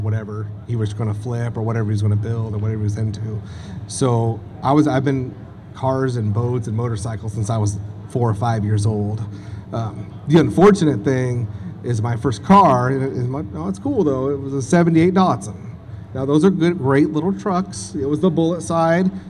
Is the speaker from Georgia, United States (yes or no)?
no; Crescent City, California, United States; I was born in Crescent City, California